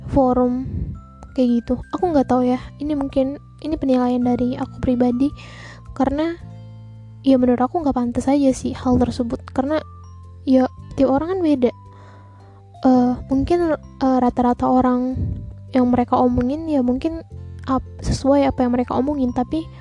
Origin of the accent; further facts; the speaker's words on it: Palembang, South Sumatra, Indonesia; aku tinggal di Sumatera aku besar di Sumatera Selatan aku dari Palembang